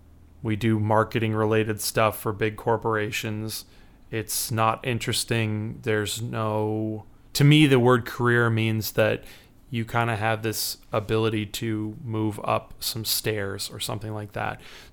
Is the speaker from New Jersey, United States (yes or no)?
no; Chicago, Illinois, United States; I'm a writer and a musician, and I'm from Chicago, Illinois.